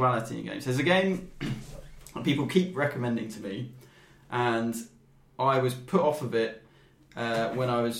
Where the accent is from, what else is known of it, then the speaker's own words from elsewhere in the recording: United Kingdom; just my weird British sensibilities